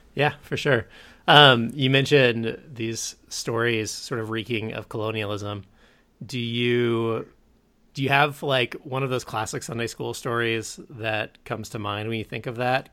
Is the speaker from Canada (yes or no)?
no; Kansas City, United States; also born or lived in California; I grew up in Kansas City